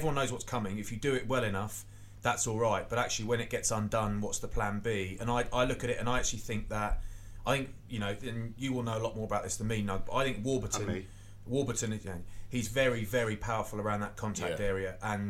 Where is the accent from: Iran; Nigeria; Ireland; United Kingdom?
United Kingdom; England; as an English player